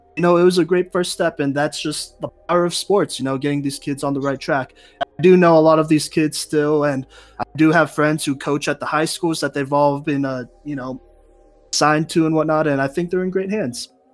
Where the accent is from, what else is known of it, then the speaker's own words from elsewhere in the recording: Texas, United States; now in Colorado, United States; the middle school back in Texas